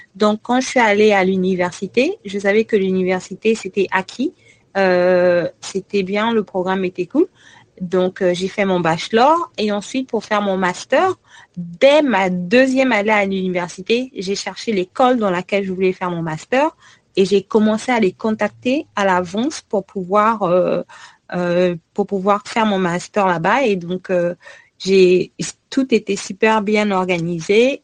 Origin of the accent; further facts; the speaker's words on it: Republic of the Congo; moved away as an adult; also born or lived in Canada / United States; now in France; étudier à l'étranger en tant que Congolais